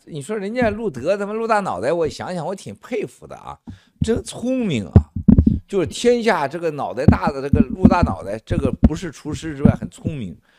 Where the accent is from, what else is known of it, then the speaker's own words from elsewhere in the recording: Shandong, China; moved away; 咱们老家呀，山东老家